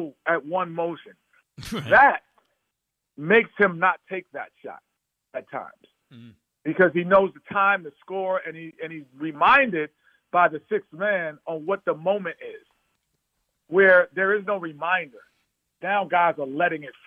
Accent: New York, United States; moved away; I was from New York

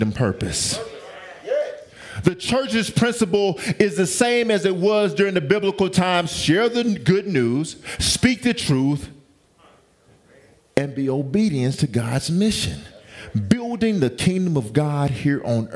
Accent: the South, United States; I'm from the South. Okay, I'm from the South

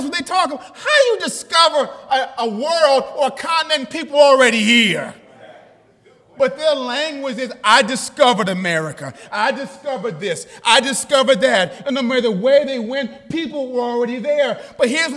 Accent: New York, United States; I'm from New York

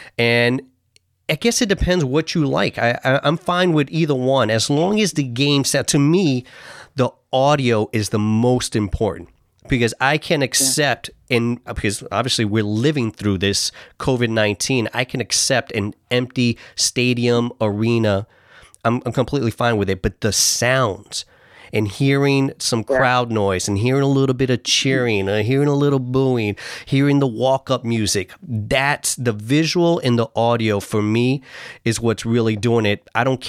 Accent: New York, United States; now in Seattle, United States; I'm from New York

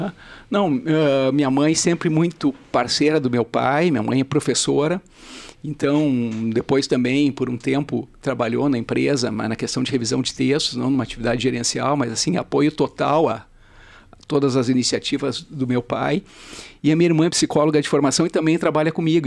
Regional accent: Porto Alegre, Rio Grande do Sul, Brazil; eu nasci, cresci em Porto Alegre

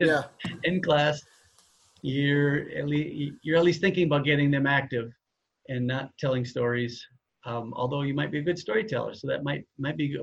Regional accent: Minnesota, United States; we're both from Minnesota and teach there

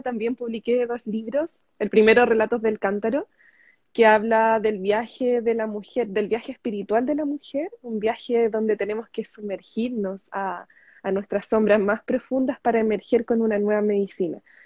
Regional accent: Chile; soy chilena. Actualmente estoy en Chile

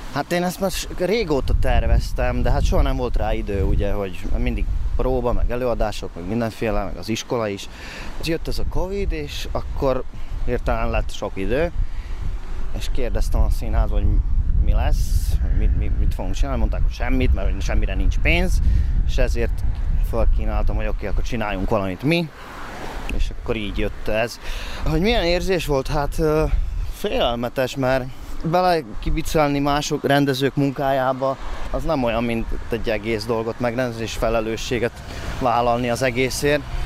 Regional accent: Svodín, Nitra Region, Slovakia; accent: Hungarian; now in Nitra, Slovakia; Amikor ide kerültem, szerintem egy egészen erős magyar akcentusom volt

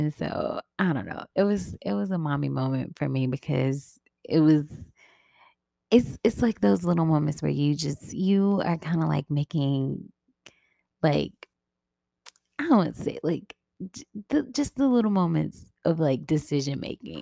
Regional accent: Memphis, Tennessee, United States; moved away as an adult; I am originally from Memphis, Tennessee. And I really do love where I come from. But I haven't lived there in, I don't know how many years

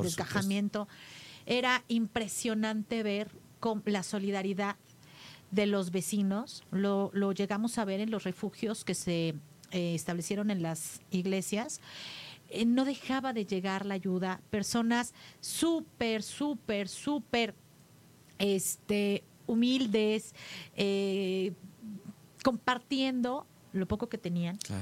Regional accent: Tlalnepantla, State of Mexico, Mexico; Ahí crecí, mi niñez, la viví ahí, al lado de mis padres, con todos mis hermanos

